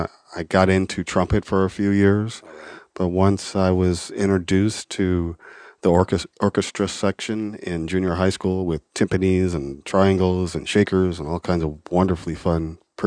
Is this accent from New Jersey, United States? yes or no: no; Los Angeles, California, United States; also born or lived in Dayton, Ohio; I grew up pretty much in the L.A. area.